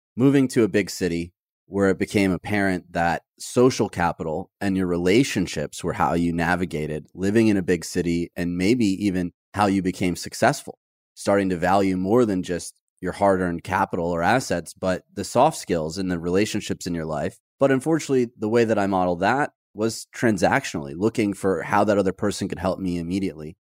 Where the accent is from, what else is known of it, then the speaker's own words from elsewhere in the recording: Detroit, Michigan, United States; moved away; grew up in Detroit